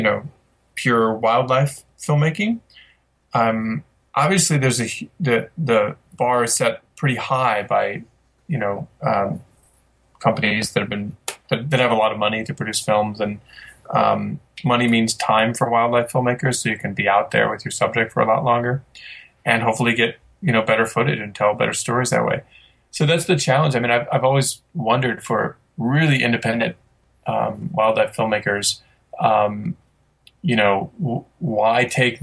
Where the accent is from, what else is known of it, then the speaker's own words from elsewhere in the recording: Midwest, United States; I'm from the Midwest